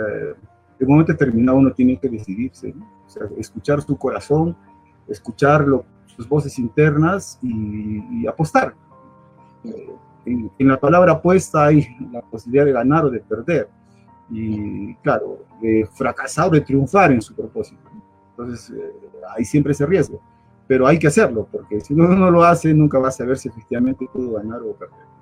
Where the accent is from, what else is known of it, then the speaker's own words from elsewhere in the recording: Arequipa, Peru; moved away as an adult; also born or lived in Europe; Antes del 1986 que, salí del Perú